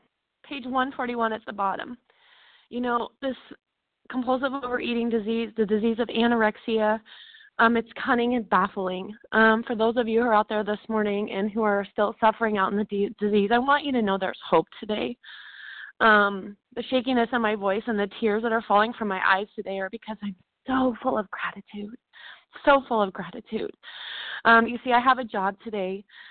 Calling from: Dallas, Texas, United States; I'm calling from Dallas, Texas today.

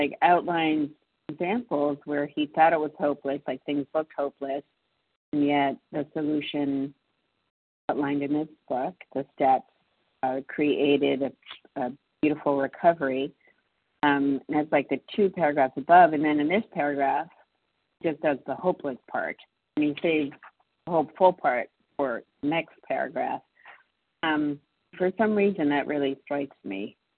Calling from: Massachusetts, United States; calling in from Massachusetts.

